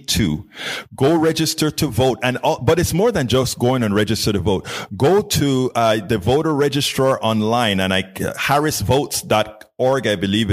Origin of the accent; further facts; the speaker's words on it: Panama; now in Houston, United States; I'm from Panama, originally Central America.